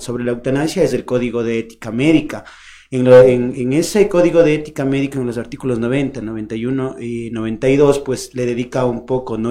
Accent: Ecuador; como, como ecuatoriano

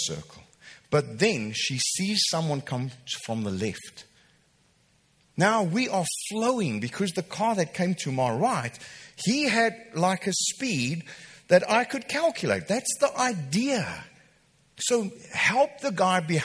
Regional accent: Welkom, Free State, South Africa; moved away; I grew up in Welkom.

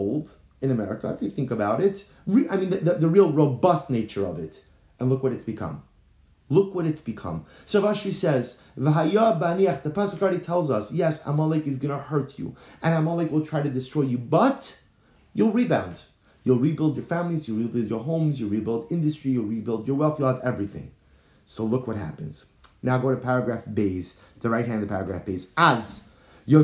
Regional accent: United States; moved away as an adult; now in Baltimore, United States; growing up in New York, New Jersey

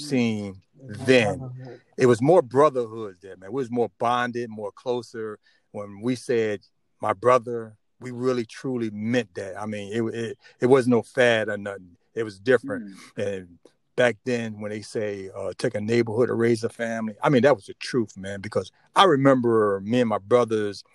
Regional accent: Plainfield, New Jersey, United States; also born or lived in Elizabeth City, North Carolina; now in Charlotte, United States; most of my life I grew up in New Jersey in Plainfield

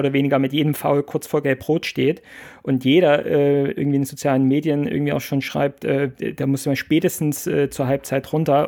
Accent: Plauen, Saxony, Germany; geboren im Vogtland, in Plauen

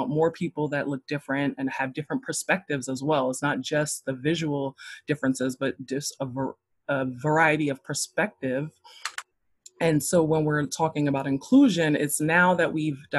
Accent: New York City, New York, United States; now in North Carolina, United States; I am originally from Brooklyn, New York. I currently live in North Carolina

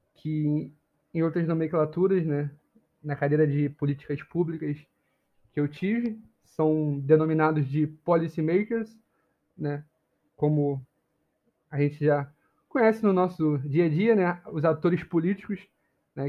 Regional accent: Rio de Janeiro, Brazil; Eu sou do Rio

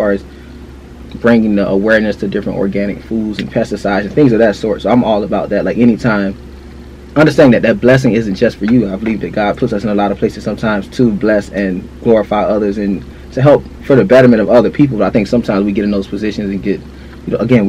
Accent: Fort Lauderdale, Florida, United States; And we grew up together in Fort Lauderdale, Florida. We went to high school together.

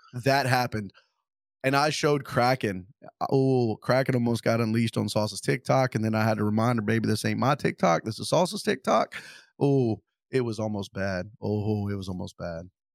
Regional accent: Louisiana, United States; I'm from Louisiana.

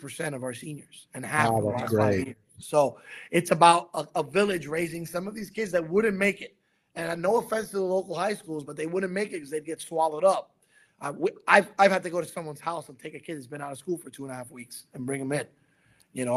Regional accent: New York City, New York, United States; I was born in Brooklyn.

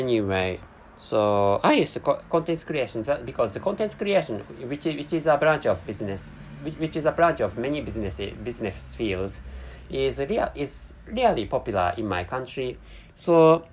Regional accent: Japan; first language Japanese; English is a second language; I'm a Japanese person, and my mother tongue is Japanese language

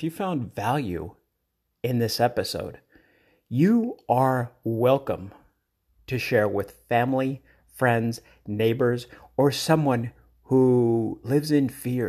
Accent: Denver, Colorado, United States; And Denver, Colorado, my hometown, they're expected snow tomorrow.

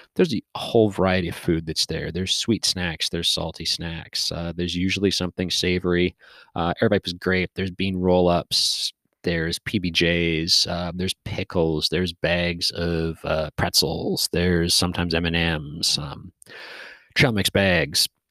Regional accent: Canada; I was from Canada

